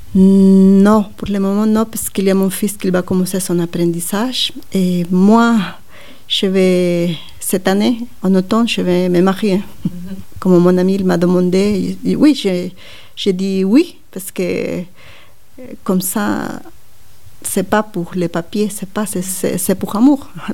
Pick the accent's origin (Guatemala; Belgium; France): Guatemala; French is a second language; moved away as an adult; now in Switzerland; quand je suis partie de Guatemala